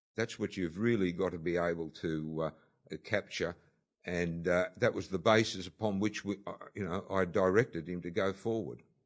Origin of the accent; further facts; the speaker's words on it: Sydney, New South Wales, Australia; when I grew up in Bondi, it was, uh, certainly a, a, a different Bondi to what we have today.